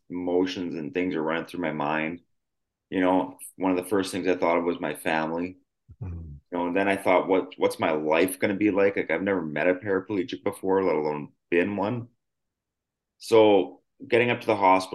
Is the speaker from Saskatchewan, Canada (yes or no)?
yes; Yorkton, Saskatchewan, Canada; I grew up in a really small city called Yorkton, Saskatchewan, Canada